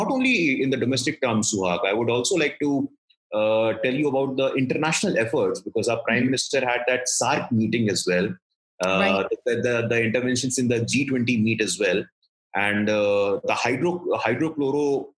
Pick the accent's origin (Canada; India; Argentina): India; Bihar; Since I come from Bihar